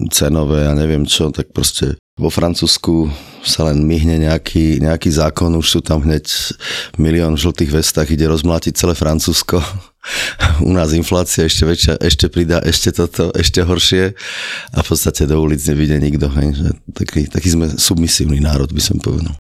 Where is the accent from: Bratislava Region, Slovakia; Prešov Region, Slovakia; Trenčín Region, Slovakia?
Prešov Region, Slovakia; Mengusovce; Ja som teda ako vyrastal v dedine Mengusovce, ako detstvo som tam prežil pod, pod kopcami